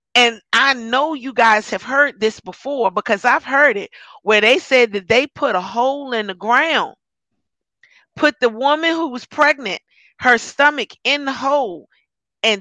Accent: United States; I'm an American

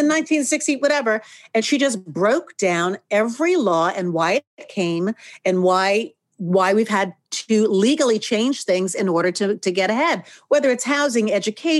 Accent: outside New York, United States; I grew up outside New York, multicultural area

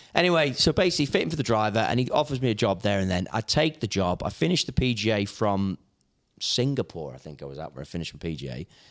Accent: Hoylake, North West England, United Kingdom; moved away as an adult; also born or lived in The Belfry, Warwickshire; I'm from the Wirral, so I grew up in Hoylake.

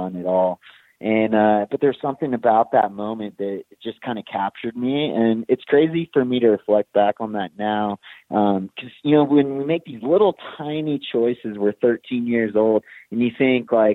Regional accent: Big Bear Lake, California, United States; my hometown in Big Bear

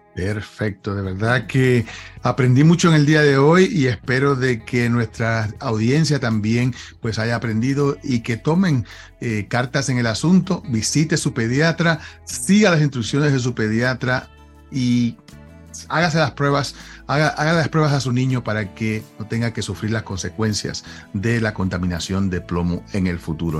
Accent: Puerto Rico; moved away; cuando yo crecí en Puerto Rico, nosotros pintábamos la casa todos los años

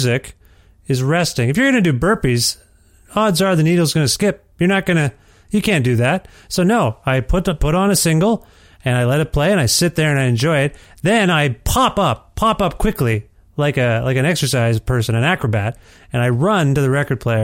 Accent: Ontario, Canada; moved away as an adult; I'm from Ontario, and that's where I lived until we moved here a couple of years ago

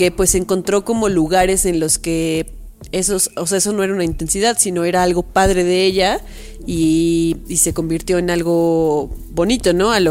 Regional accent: Mexico City, Mexico; accent: chilango; Dicen que yo soy la más chilanga de los tres. Ya ve como tres personas me dijeron que soy la que habla más chilango.

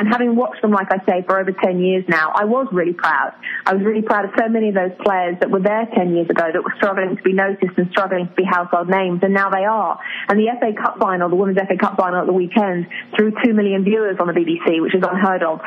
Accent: England, United Kingdom; I'm really proud of being English

